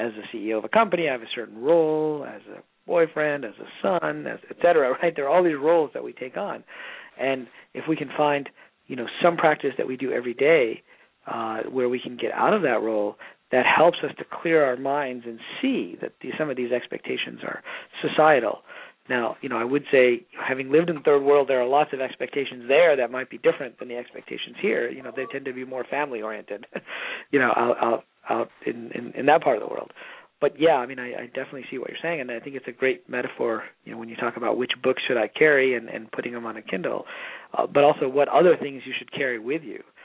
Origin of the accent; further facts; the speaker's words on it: Michigan, United States; also born or lived in Pakistan; now in West Coast, United States; I was born in Pakistan, actually, and you know, I've lived in a few different countries, although I grew up primarily in the Midwest, in Michigan, and now live on the West Coast